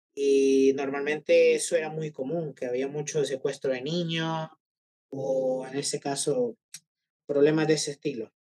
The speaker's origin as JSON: {"language": "Spanish", "region": "San Salvador", "country": "El Salvador", "tie": "born or raised there", "moved": "as an adult", "lives_now": "Málaga, Spain", "said": "yo nací en San Salvador, eh, la capital. Así que digamos que mi, mi perspectiva es más como de, de eh, salvadoreño de ciudad"}